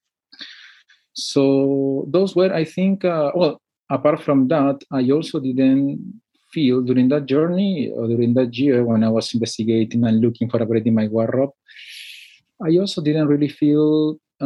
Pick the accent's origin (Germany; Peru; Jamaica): Peru; moved away as an adult; also born or lived in Panama / Lausanne, Switzerland; now in Geneva, Switzerland; I am a Peruvian living in Geneva, in Switzerland. I was born and raised in Peru, but I've been living abroad for the last 11 years.